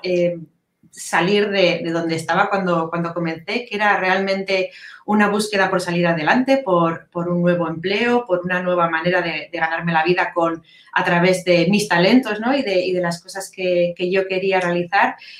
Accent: Biscay, Basque Country, Spain; soy de, de Vizcaya, del norte de España

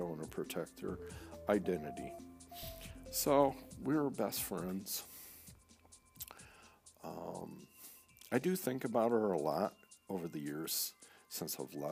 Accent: Saginaw Township, Michigan, United States; also born or lived in East Lansing, Michigan; We moved from Saginaw Township to East Lansing, Michigan. My sophomore year

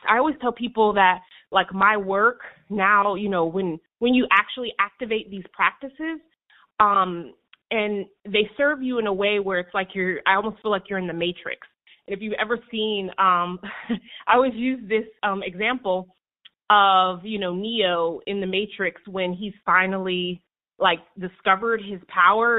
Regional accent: New Haven, Connecticut, United States; I'm from New Haven

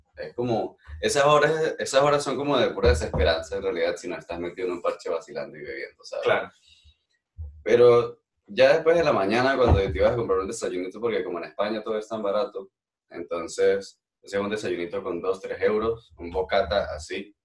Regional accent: Táchira, Venezuela; moved away as an adult; also born or lived in Barcelona, Spain / Netherlands; now in Eindhoven, Netherlands; soy nacido y, crecido en Venezuela, venezolano totalmente

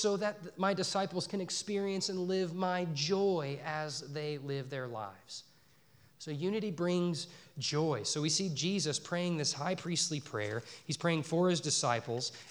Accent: Dallas, Texas, United States; moved away as an adult; also born or lived in Northern Colorado; now in Poplar Bluff, United States; I grew up in the Dallas-Fort Worth Metroplex, and then I moved to Northern Colorado to an enormous college town

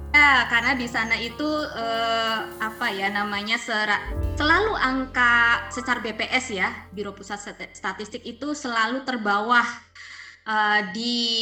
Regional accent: Brebes, Central Java, Indonesia; saya juga orang Brebes, jadi saya paham budaya Brebes

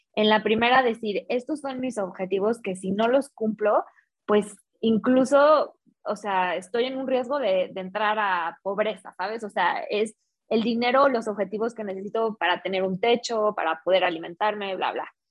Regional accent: Guadalajara, Jalisco, Mexico; now in Mexico City, Mexico; soy mexicana, soy de Guadalajara, ya llevo un tiempo viviendo acá en Ciudad de México

